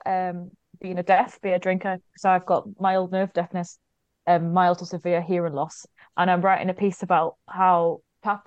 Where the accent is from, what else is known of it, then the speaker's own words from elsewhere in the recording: Newcastle upon Tyne, North East England, United Kingdom; moved away as an adult; ever since I left Newcastle at the age of 18 to move away to go to university